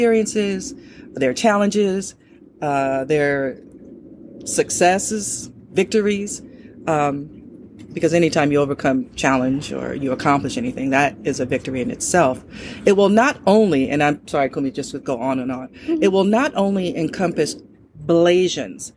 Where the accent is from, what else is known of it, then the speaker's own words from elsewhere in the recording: Oakland, California, United States; I was born in Oakland, California